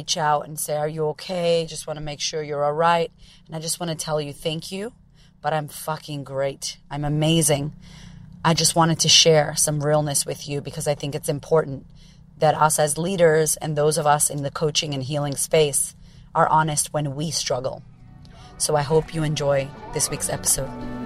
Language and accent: English; Framingham, Massachusetts, United States; moved away as an adult; now in Melbourne, Australia; Framingham, Massachusetts, where I grew up